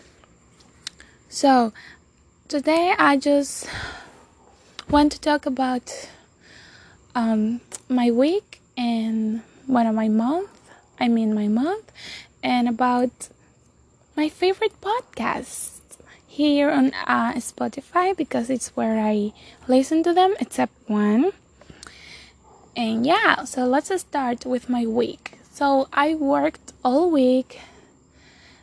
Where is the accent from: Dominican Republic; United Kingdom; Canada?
Dominican Republic; first language Spanish; English is a second language; I'm from Dominican Republic. Spanish is my first language, so if you are judging my accent